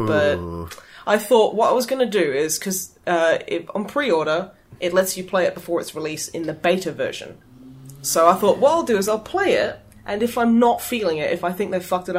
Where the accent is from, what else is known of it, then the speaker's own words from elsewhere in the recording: Australia; As an Australian, it is my want.